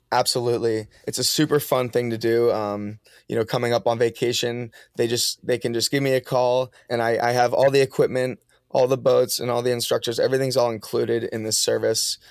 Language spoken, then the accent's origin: English; Massachusetts, United States; also born or lived in Maine; I grew up in Massachusetts going to school